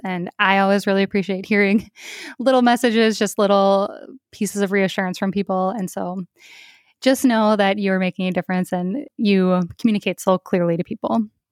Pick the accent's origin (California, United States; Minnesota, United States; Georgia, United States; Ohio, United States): Minnesota, United States; my home state of Minnesota